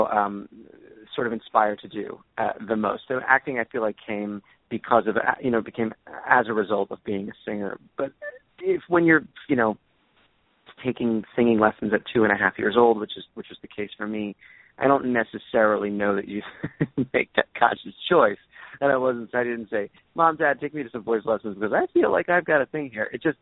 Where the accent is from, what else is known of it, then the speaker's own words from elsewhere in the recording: Philadelphia, Pennsylvania, United States; my hometown of Philadelphia